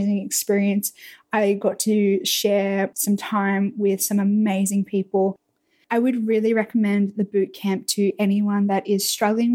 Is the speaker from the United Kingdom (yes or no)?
no; Australia; being a Australian YouTuber